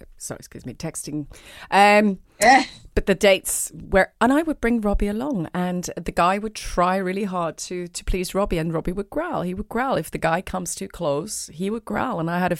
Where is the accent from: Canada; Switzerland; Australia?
Switzerland; English is a second language; moved away as an adult; now in London, United Kingdom; I came from Switzerland to London at the age of 19 to study musical theatre.